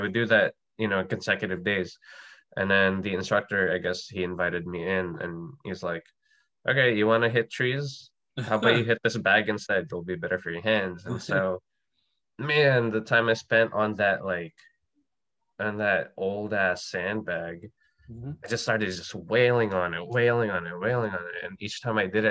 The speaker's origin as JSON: {"language": "English", "town": "Manila", "region": "Metro Manila", "country": "Philippines", "tie": "born or raised there", "said": "I grew up in Manila in the Philippines"}